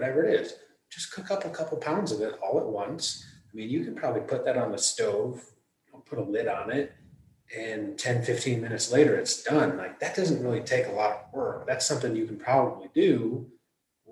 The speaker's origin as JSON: {"language": "English", "region": "Michigan", "country": "United States", "tie": "born or raised there", "also_born_or_lived": "Manhattan", "moved": "as an adult", "said": "I was born and raised in Michigan"}